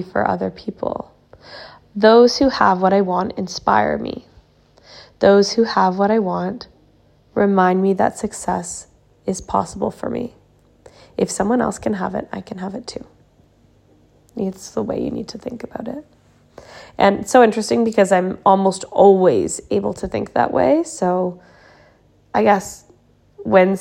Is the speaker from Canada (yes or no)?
yes; Canada; now in Sweden; I'm from Canada, but I live in Sweden, and I've lived in a few countries before this